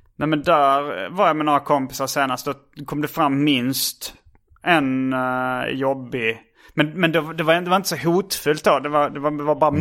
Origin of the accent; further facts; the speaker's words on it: Hjärup, Skåne, Sweden; accent: Scanian; moved away; also born or lived in Stockholm; jag är från Hjärup